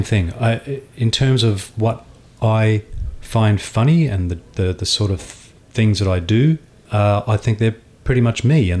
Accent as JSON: {"language": "English", "country": "Australia", "moved": "as an adult", "lives_now": "London, United Kingdom", "said": "When I first came to London, I felt like I was very, very interesting because I came all the way from Australia."}